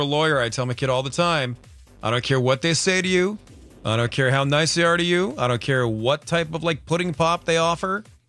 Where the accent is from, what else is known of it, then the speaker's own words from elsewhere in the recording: New England, United States; also born or lived in East Coast; now in Los Angeles, United States; me growing up in New England